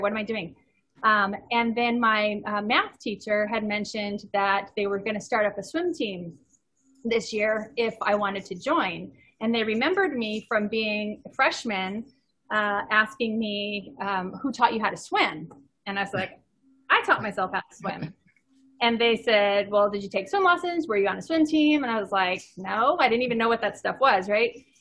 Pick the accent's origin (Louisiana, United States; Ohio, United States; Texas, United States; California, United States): California, United States; Ontario; I grew up in Ontario, California. It's about 70, 80 miles east